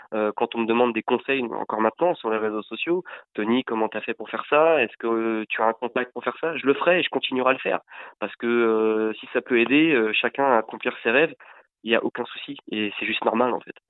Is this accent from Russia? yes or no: no; France; ici chez nous en France